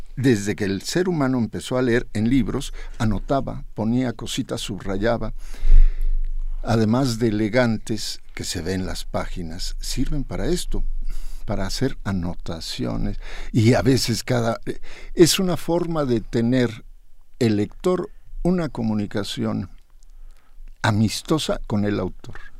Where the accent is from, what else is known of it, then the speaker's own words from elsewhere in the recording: Mexico City, Mexico; also born or lived in Jalisco; un día llegamos a la Ciudad de México, yo era un jovencito de cinco años